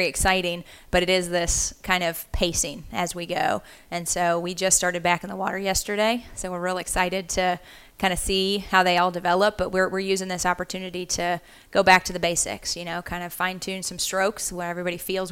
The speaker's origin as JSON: {"language": "English", "region": "Central Arkansas", "country": "United States", "tie": "born or raised there", "also_born_or_lived": "Kansas", "moved": "as an adult", "said": "I'm originally from Central Arkansas. I actually grew up swimming for the Arkansas Dolphins"}